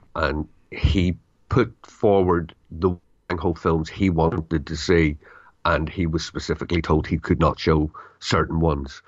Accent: United Kingdom; I'm British

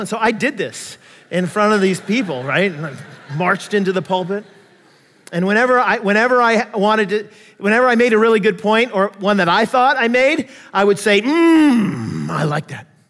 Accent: United States; I'm American, I grew up not to trust the Russians

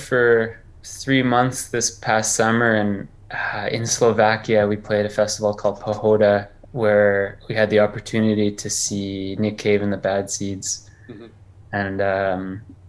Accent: Canada; I'm from Canada. I grew up pretty rural.

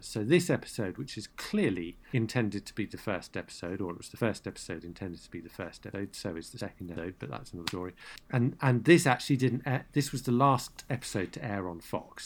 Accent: United Kingdom; as a Brit

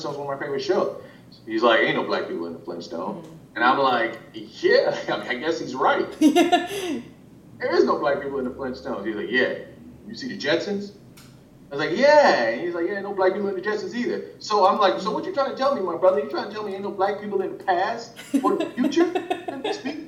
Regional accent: Los Angeles, California, United States; I'm from South Central

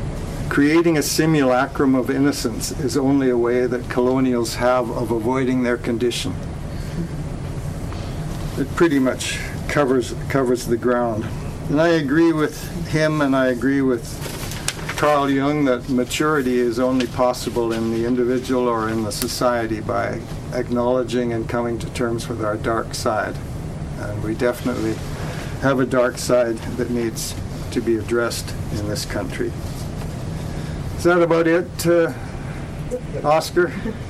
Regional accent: Canada

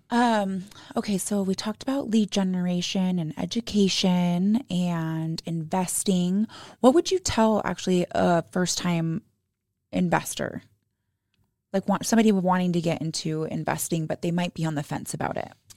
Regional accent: Arizona, United States; now in Utah, United States; I was raised in Arizona

